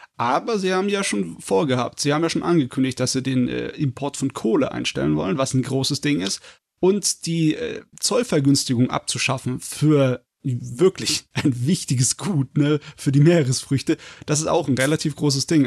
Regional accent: Germany; bei uns in Deutschland

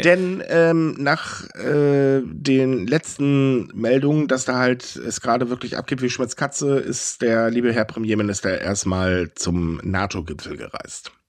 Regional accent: Germany; Bei uns in Deutschland

